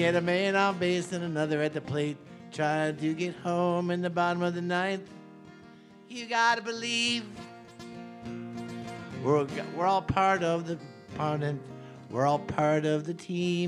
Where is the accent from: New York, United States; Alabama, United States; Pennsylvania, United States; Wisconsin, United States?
Wisconsin, United States; Milwaukee; moved away; also born or lived in Atlanta; I grew up in Milwaukee, so I grew up with the Milwaukee Braves